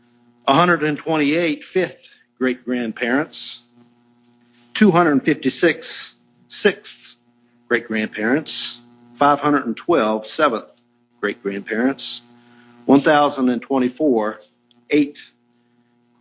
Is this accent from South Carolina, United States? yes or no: no; Virginia, United States; I grew up in Virginia because my grandfather moved from Kansas to Virginia.